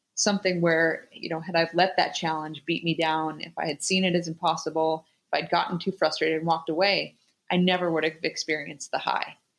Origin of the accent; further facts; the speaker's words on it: Anchorage, Alaska, United States; growing up in Alaska